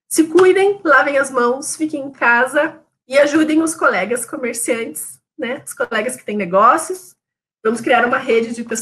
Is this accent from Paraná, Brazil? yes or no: no; São Paulo, Brazil; now in Curitiba, Brazil; Aí a gente falava, ah, então, é que a gente é de São Paulo e tá vindo para Curitiba.